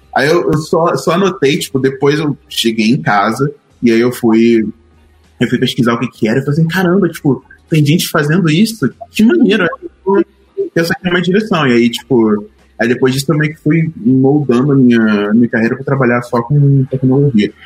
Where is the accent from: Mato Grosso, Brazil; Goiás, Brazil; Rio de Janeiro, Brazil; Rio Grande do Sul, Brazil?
Rio de Janeiro, Brazil; Duque de Caxias; accent: carioca; moved away as an adult; now in São Paulo, Brazil; eu sou carioca, a minha família é de retirantes nordestinos, minha família foi para o Rio de Janeiro há uns 50 e poucos anos, né, e eu cresci na, na periferia do Rio, em Duque de Caxias